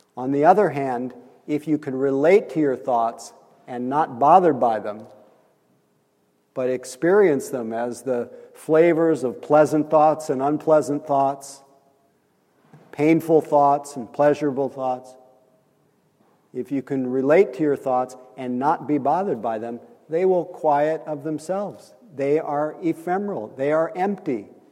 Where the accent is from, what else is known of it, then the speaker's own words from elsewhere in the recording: Nebraska, United States; accent: Midwest; moved away; I'm from Nebraska